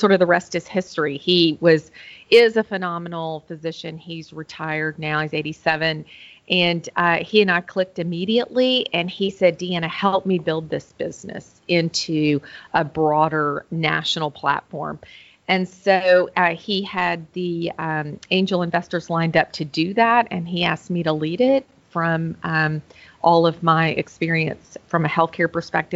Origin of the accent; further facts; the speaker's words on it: Memphis, Tennessee, United States; now in Nashville, United States; I am from Memphis, Tennessee, originally. I'm in Nashville now